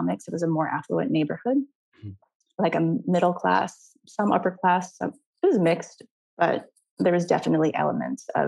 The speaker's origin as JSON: {"language": "English", "town": "Los Angeles", "region": "California", "country": "United States", "tie": "born or raised there", "also_born_or_lived": "Glendale, California", "said": "I grew up in East"}